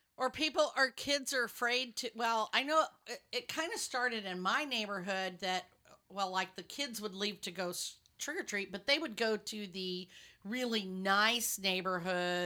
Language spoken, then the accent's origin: English; West Texas, United States; moved away; I grew up in West Texas